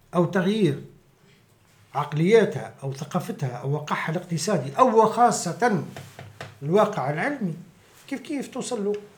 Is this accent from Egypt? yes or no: no; Ksour Essef, Mahdia, Tunisia; also born or lived in Tunis; مولود في تونس ومتربي في قصور السيف